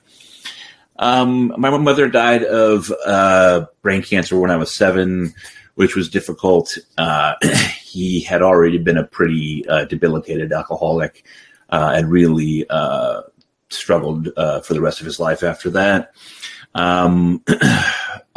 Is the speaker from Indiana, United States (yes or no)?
no; Middletown, Connecticut, United States; I grew up in Middletown, Connecticut